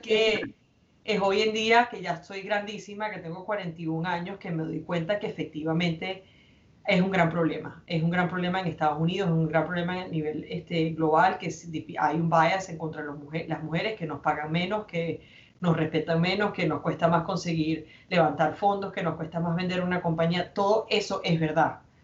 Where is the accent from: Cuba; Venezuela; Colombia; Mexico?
Venezuela; moved away; somos venezolanos exilados que ya llevamos 10, 15 años en República Dominicana, en Miami